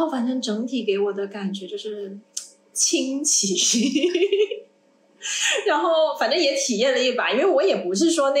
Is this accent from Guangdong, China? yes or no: yes; Guangdong, China; 我从小在在这里长大